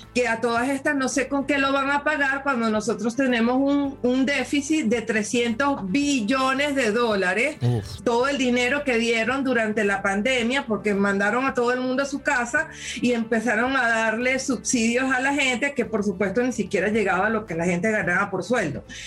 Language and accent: Spanish; Venezuela; now in Canada; como venezolana